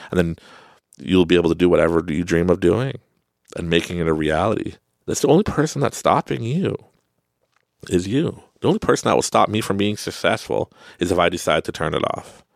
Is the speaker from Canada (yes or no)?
yes; Canada; accent: Canadian; You can hear my Canadian accent